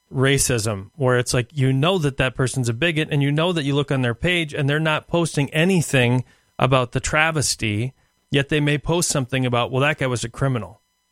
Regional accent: Minneapolis, Minnesota, United States; I'm from North Minneapolis originally, moved to the South Side

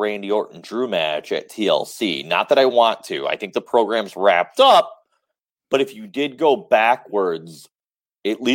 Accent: Detroit, Michigan, United States; I'm from Detroit

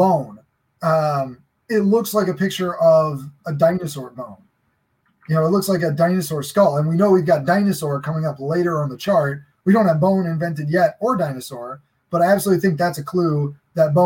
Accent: Long Island, New York, United States; moved away as an adult; also born or lived in Maryland; I grew up on Long Island in New York

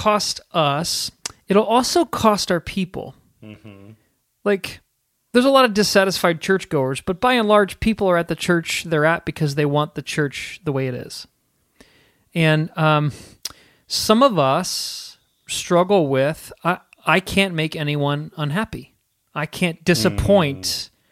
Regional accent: United States; we're conditioned as Americans, as good American consumers

